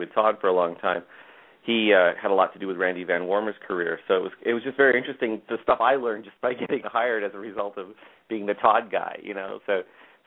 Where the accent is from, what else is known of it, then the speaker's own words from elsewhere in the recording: Toronto, Ontario, Canada; now in Berkeley, United States; That's where I grew up, yeah, Toronto.